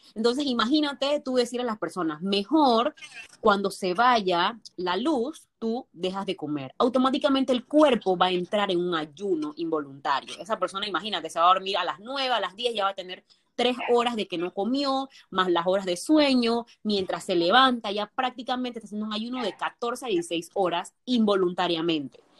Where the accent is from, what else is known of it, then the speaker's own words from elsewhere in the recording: Colón, Panama; Soy panameña, soy de Panamá, soy de Colón, vivo en Colón